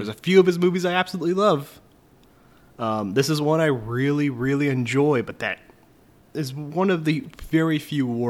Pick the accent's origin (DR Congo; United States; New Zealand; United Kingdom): United States; Indiana; I'm from Indiana